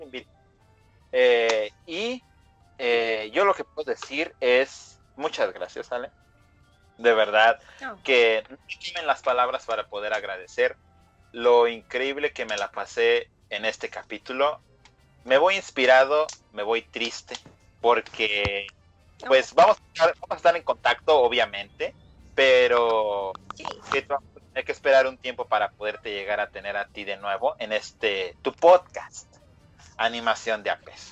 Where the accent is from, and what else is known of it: Mexico